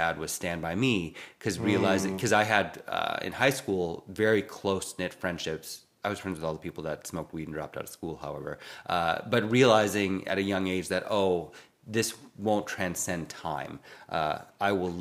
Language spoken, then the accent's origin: English; a very small town in Minnesota, United States; also born or lived in Twin Cities, Minnesota; I'm from Minnesota, in a very small town in Minnesota. And I remember fleeing as soon as I could to college in the Twin Cities